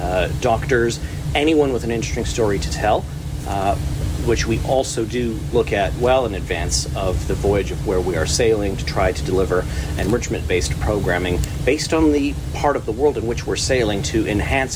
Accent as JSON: {"language": "English", "region": "Saskatchewan", "country": "Canada", "tie": "born or raised there", "moved": "yes", "lives_now": "Calgary, Canada", "said": "I'm a Saskatchewan born and raised"}